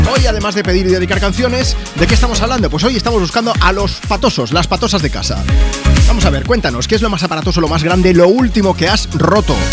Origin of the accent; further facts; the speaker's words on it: Vila-real, Valencian Community, Spain; de Villarreal.